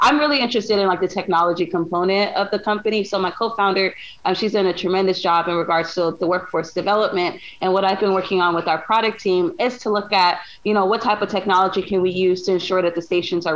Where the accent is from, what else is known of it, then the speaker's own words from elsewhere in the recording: Los Angeles, California, United States; I'm from South Central Los Angeles, and the community I grew up in, we're very, you know, tight community based